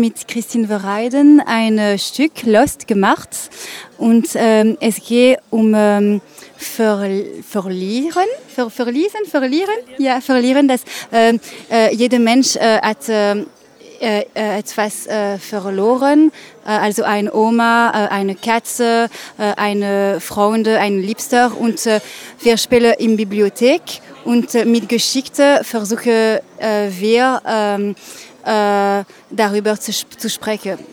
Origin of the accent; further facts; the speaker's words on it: Belgium; German is a second language; ich komme aus Belgien.